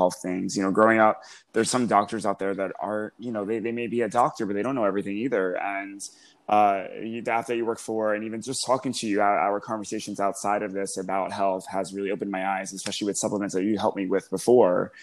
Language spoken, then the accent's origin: English; Long Beach, New York, United States; I'm a South Shore girl, so deep Long Beach